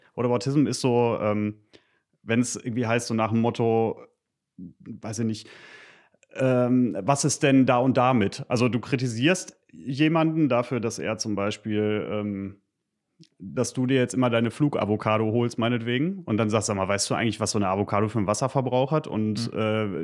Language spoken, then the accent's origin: German; Gütersloh, North Rhine-Westphalia, Germany; moved away as an adult; now in Paderborn, Germany; Bin eigentlich aus Gütersloh, aber das ist ja quasi um die Ecke, also Westfale